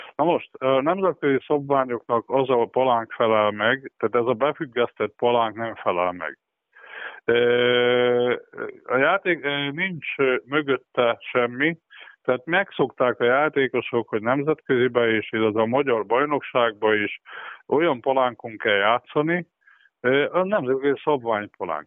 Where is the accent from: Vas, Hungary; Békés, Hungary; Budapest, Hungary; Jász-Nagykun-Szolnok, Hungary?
Vas, Hungary; Körmend; born or raised there